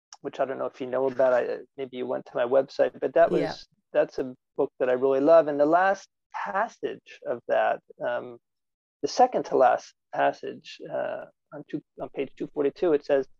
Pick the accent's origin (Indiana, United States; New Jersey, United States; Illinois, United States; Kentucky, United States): New Jersey, United States; I came from New Jersey